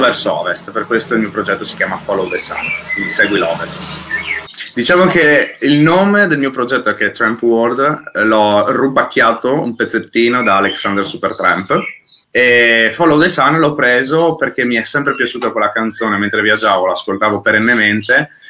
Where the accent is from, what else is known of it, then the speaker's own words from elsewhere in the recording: Friuli-Venezia Giulia, Italy; noi che siamo friulani